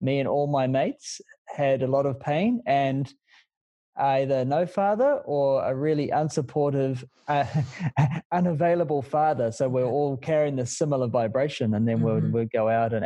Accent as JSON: {"language": "English", "region": "Auckland", "country": "New Zealand", "tie": "born or raised there", "said": "I came from West Auckland, had a pretty rough childhood"}